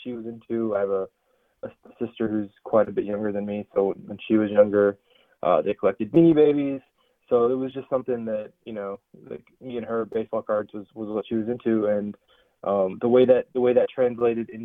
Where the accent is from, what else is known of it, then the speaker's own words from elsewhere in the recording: Bay Area, California, United States; growing up in the Bay Area